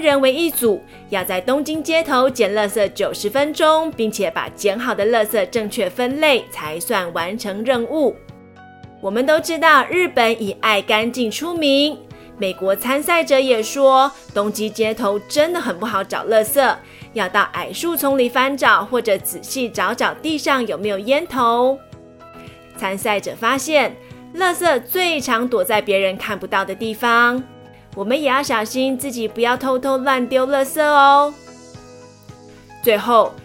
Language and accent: Chinese; Majia, Pingtung County, Taiwan; 我来自屏东县马家乡北叶村，我是台湾族，我的村庄有原住民文化园区，那里有台湾族最有名的石板屋